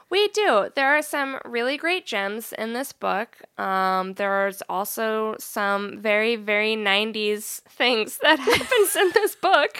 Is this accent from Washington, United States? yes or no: yes; Seattle, Washington, United States; we're also from Seattle.